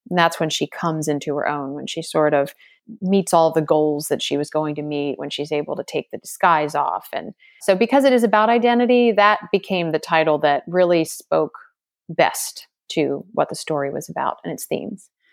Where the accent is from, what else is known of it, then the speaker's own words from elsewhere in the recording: Maryland, United States; my home state of Maryland